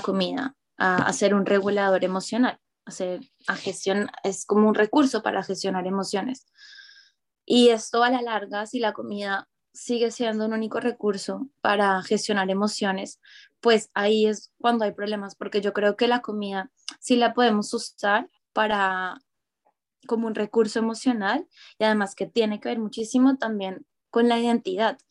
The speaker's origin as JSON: {"language": "Spanish", "town": "Medellín", "region": "Antioquia", "country": "Colombia", "tie": "born or raised there", "also_born_or_lived": "Bogotá", "moved": "as an adult", "lives_now": "Barcelona, Spain", "said": "yo nací en Medellín, en la región de Antioquia"}